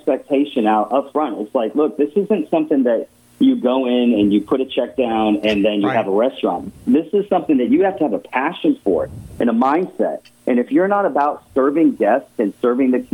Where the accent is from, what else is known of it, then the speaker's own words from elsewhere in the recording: Connecticut, United States; I was born in Connecticut